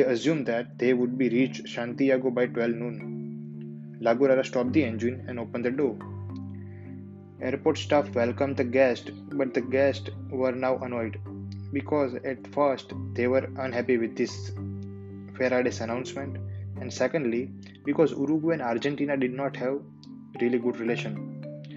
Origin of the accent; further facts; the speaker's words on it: India; I'm from India.